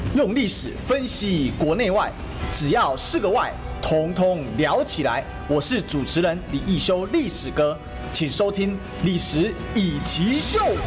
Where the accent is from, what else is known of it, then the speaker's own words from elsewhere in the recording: Taiwan; 虽然我们是台湾人，是在风暴眼中心